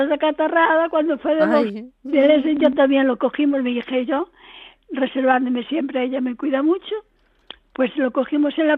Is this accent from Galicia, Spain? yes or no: yes; Ourense, Galicia, Spain; porque desde que vine de Orense, pues desde aquí no había